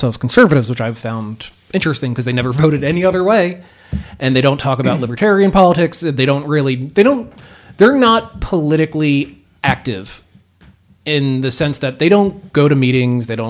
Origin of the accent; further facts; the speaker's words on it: Philadelphia, Pennsylvania, United States; I came from Southwest Philadelphia in a neighborhood that is destitute now